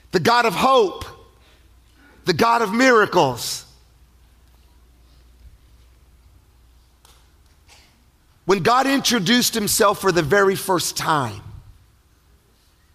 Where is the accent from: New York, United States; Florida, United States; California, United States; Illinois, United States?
California, United States; Palm Springs; I'm from Palm Springs, California